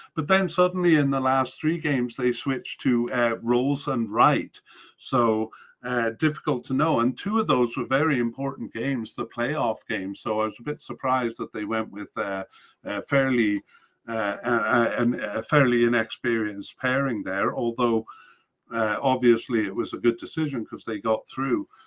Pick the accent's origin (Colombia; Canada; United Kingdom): Canada; as a Canadian